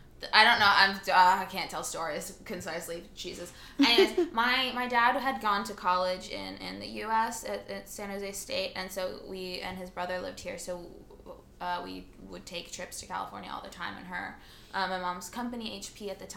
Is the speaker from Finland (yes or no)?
yes; Espoo, Uusimaa, Finland; born there; I was born on a warm July afternoon. I was born in Espoo.